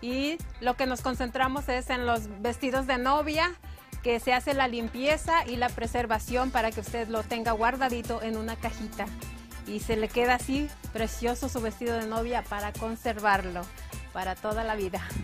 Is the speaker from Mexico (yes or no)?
no; La Vega, Dominican Republic; desde mi ciudad, la provincia de La Vega, en República Dominicana